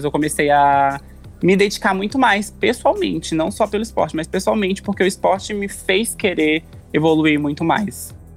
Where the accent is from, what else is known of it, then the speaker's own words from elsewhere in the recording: Porto Velho, Rondônia, Brazil; now in São Paulo, Brazil; eu não sou daqui de São Paulo, né? Eu sou de Rondônia, é, da capital.